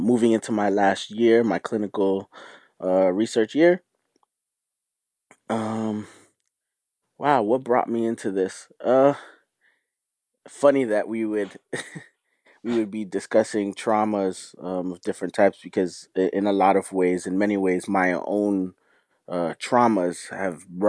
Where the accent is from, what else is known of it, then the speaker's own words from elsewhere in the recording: Florida, United States; also born or lived in New York / Trinidad and Tobago; I grew up in Florida, so in a lot of ways, a lot of Southern tendencies live inside of me. But I'm also from New York